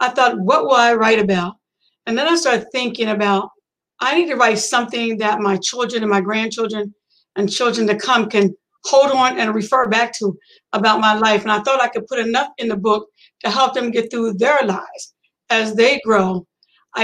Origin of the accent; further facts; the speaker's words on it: York, Pennsylvania, United States; I was born in Pennsylvania in a small town back then called York, Pennsylvania